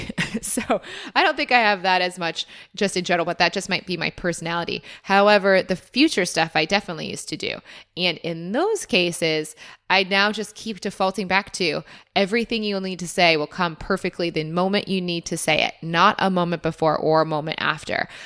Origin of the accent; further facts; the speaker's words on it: United States; now in Australia; as an American